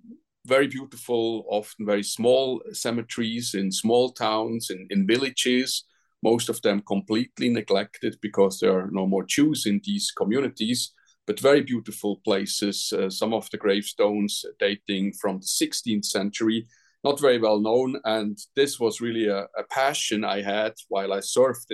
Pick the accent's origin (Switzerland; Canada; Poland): Switzerland; Now, I'm from Switzerland.